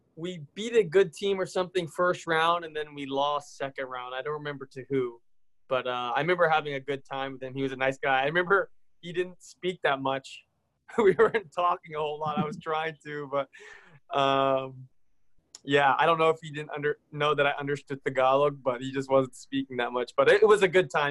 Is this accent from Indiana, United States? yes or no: yes; near Indianapolis, United States; I grew up near Indianapolis